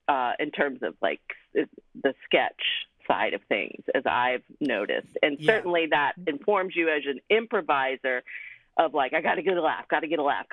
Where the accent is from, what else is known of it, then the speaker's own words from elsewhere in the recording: Springfield, Virginia, United States; moved away as an adult; now in Chicago, United States; I grew up outside DC in Northern Virginia, Springfield, Virginia